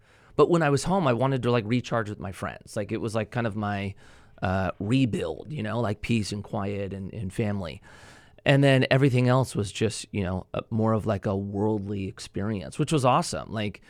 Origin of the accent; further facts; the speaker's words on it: Newbury Park, California, United States; Okay, so I grew up, up the grade. Newbury Park is where I grew up. I started skating late 90s, so I was probably 13 years old.